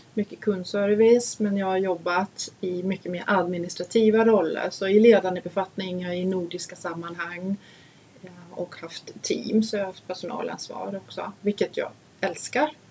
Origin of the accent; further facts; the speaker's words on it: Denmark; Swedish is a second language; now in Sweden; Vi var hemma och hälsade på min familj